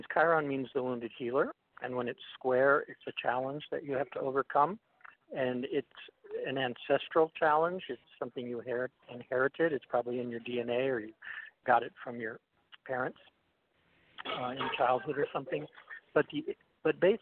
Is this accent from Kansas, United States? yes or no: no; Los Angeles, California, United States; also born or lived in Oregon; I was born in L.A. too, at Hollywood Presbyterian